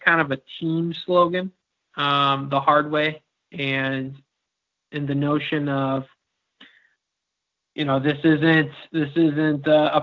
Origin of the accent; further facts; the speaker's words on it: Elburn, Illinois, United States; also born or lived in Peoria, Illinois; I grew up in Elburn, about 20 minutes east down 38